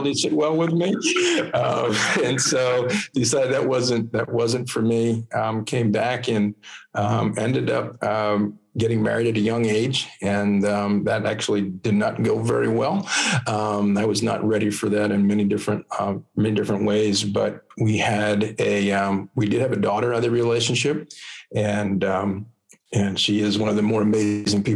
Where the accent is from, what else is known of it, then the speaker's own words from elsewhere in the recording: Lancaster County, Pennsylvania, United States; also born or lived in Philadelphia; I was born and raised in Lancaster County, Pennsylvania. And I've been there all my life.